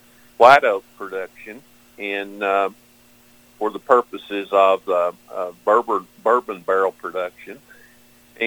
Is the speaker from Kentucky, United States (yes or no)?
yes; Knox County, southeastern Kentucky, United States; I am from Knox County, down in the corner of southeastern Kentucky